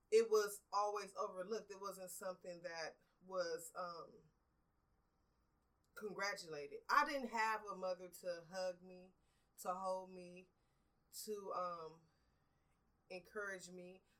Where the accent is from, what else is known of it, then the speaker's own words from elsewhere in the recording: Los Angeles, California, United States; I grew up in Watts in the um, I was born in '78, so I went through the '80s and the '90s area when it was really heavily drugs, violence